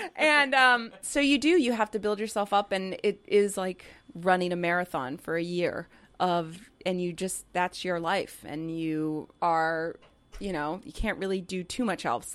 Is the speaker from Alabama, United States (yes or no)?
no; California, United States; growing up in California